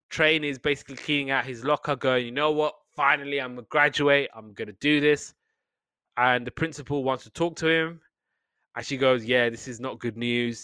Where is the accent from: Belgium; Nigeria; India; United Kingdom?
United Kingdom; I'm Brit